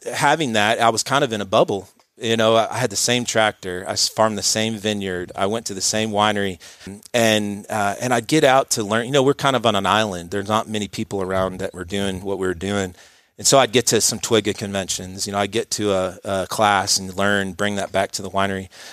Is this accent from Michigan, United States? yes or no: no; Dallas, Texas, United States; also born or lived in New Hampshire / Wisconsin; I grew up in Dallas, um, Richardson area, um, Straight City Kid